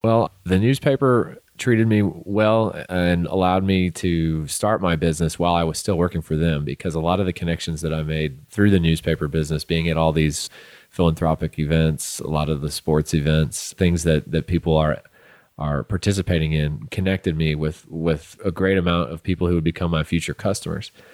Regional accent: St. Louis, Missouri, United States; moved away as an adult; also born or lived in Southern Illinois; now in Midland, United States; I'm from Saint Louis, Missouri originally

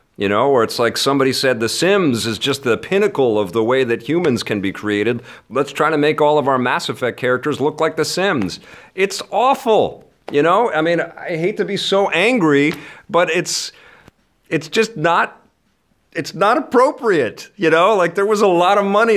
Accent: Canada; as a Canadian

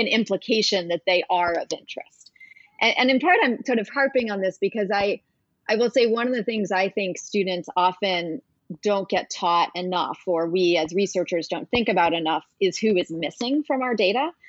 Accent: New Hampshire, United States; now in Washington, D.C., United States; I grew up in New Hampshire

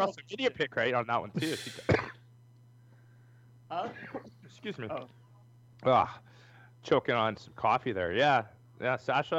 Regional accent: Canada; I have to apologize. Being a Canadian.

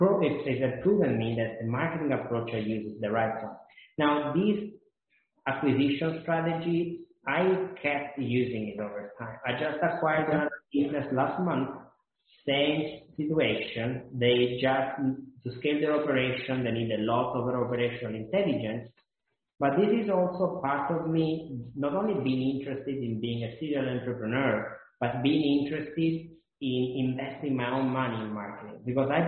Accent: Italy; moved away as an adult; also born or lived in Boston; I'm not American. I didn't live in America, and I was going to school in Italy for my bachelor

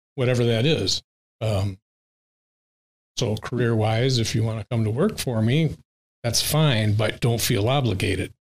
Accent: St. Joseph, Michigan, United States; we grew up um, block away from St. Joe High School

